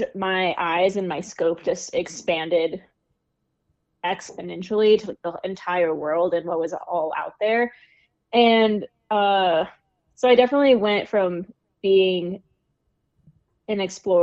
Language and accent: English; Kansas, United States; moved away as an adult; now in Colorado, United States; I'm from Kansas originally, but I've bopped around quite a bit and made a home for myself in Colorado after graduating from college.